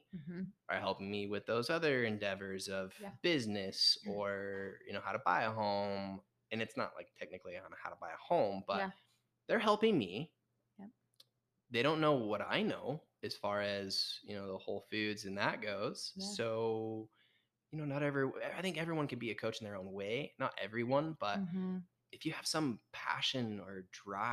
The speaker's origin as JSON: {"language": "English", "region": "Utah", "country": "United States", "tie": "born or raised there", "also_born_or_lived": "San Diego", "said": "we grew up in Utah"}